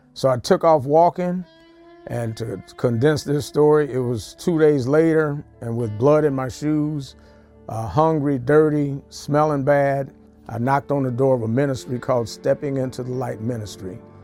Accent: Ferguson, Missouri, United States; I'm from Ferguson, Missouri.

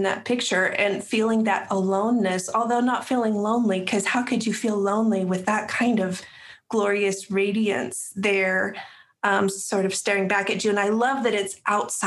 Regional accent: Wyoming, United States; now in North Carolina, United States; I'm a transplant to North Carolina. Mm-hmm. I grew up in Wyoming

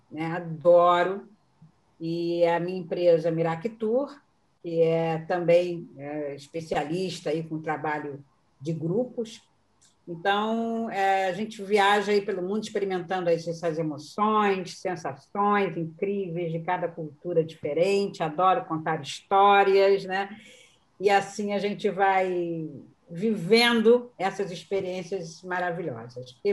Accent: Rio de Janeiro, Brazil; também sou do Rio de Janeiro

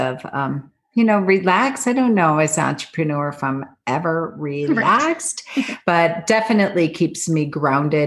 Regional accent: Buffalo, New York, United States; now in Colorado, United States; Buffalo, New York, where I grew up and my family's there

